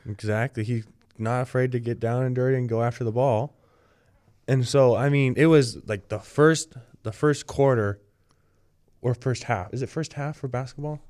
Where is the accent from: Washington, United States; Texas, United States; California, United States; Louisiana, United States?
California, United States; Littlemar; I am from, from Littlemar, California